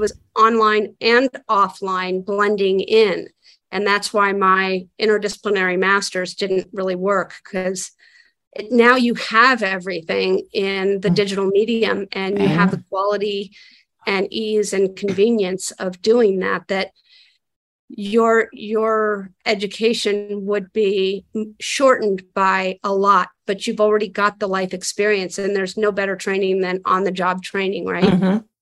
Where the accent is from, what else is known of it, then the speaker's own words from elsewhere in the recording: Santa Fe, New Mexico, United States; now in Los Angeles, United States; I grew up in Santa Fe, New Mexico, and so I would come back and visit family